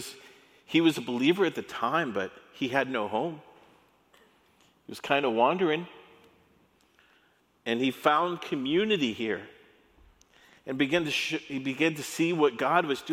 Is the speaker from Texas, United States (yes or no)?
yes; El Paso, Texas, United States; I grew up in El Paso